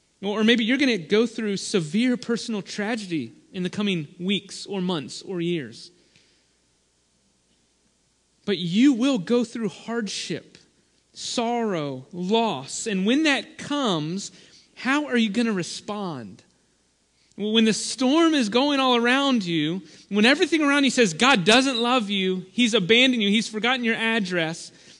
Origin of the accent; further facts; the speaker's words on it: United States; we're American Christians in the West.